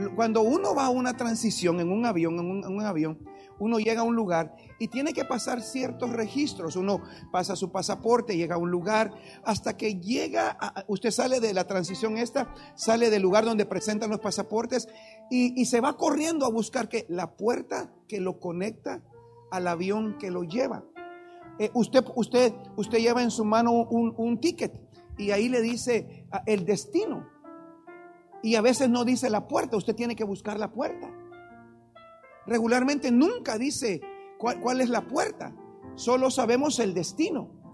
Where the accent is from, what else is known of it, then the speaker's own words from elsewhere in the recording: Guatemala; agarro un vuelo para Guatemala y llegué a mi país